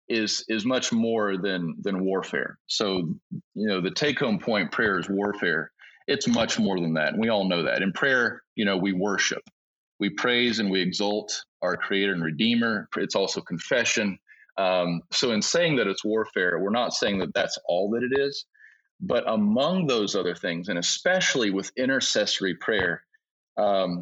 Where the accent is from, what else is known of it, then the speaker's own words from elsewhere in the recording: United States; moved away as an adult; now in Togo; I'm American, and you know, we Americans